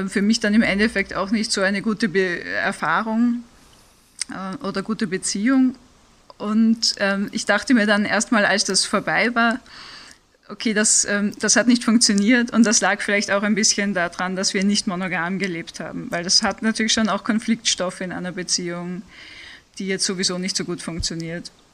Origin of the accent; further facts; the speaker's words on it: Vienna, Austria; moved away; ich bin ursprünglich aus Wien, das heißt, ich habe ein bisschen einen Dialekt